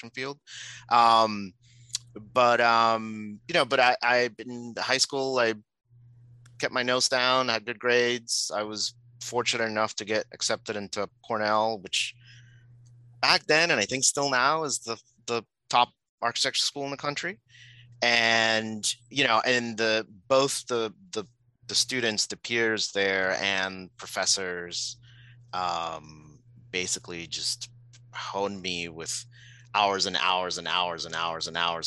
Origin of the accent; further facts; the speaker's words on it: Puerto Rico; moved away; I'm originally from Puerto Rico. I was born and grew up there.